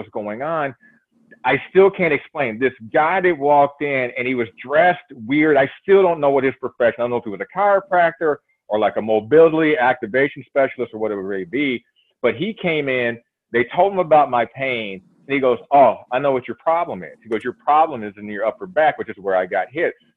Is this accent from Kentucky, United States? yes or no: yes; Louisville, Kentucky, United States; moved away as an adult; also born or lived in Minnesota; I'm originally from Louisville, Kentucky.